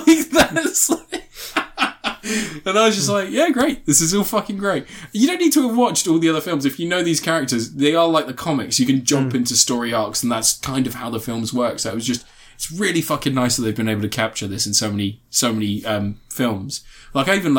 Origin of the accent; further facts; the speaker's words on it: United Kingdom; we're British